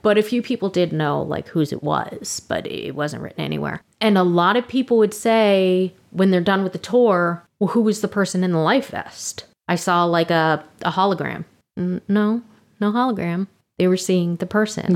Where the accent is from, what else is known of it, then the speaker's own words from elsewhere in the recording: Orlando, Florida, United States; Orlando, and I'm like, let's start with my hometown